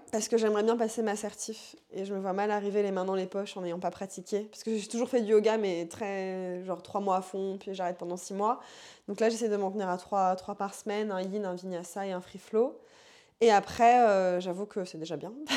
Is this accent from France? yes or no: yes; Paris suburbs, Île-de-France, France; je viens de la banlieue parisienne 93 euh, Voilà. J'ai toujours vécu là-bas, je vis toujours là-bas